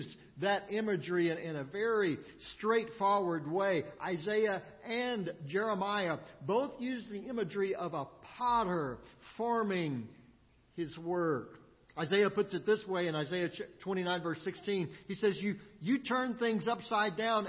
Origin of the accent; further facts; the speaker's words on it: Austin, Texas, United States; moved away as an adult; also born or lived in Midland, Texas; now in Springfield, United States; I grew up in Austin in Central Texas, but it's been a while since I've been back there also. I've lived here in Springfield for over 20 years